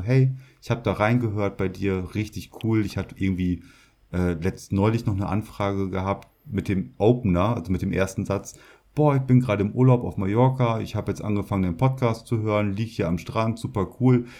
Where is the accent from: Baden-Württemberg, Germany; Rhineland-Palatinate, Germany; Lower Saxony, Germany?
Lower Saxony, Germany; Emsland; ich komme ja aus der Region Emsland, in äh, Niedersachsen, Norddeutschland, Deutschland halt.